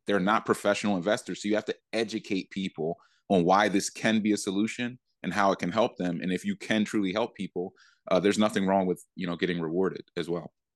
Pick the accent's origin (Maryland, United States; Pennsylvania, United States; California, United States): Pennsylvania, United States; Philadelphia; I went back to Philly